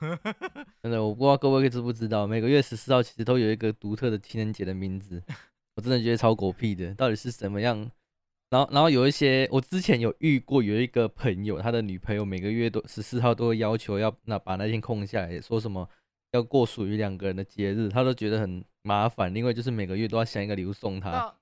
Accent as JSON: {"language": "Chinese", "country": "Taiwan", "accent": "Taiwanese", "said": "你们台湾人讲话怎么都这么温柔"}